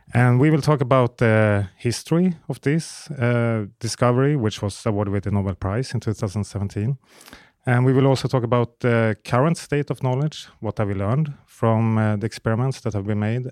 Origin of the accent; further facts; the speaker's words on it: Sweden; Sweden is also my home country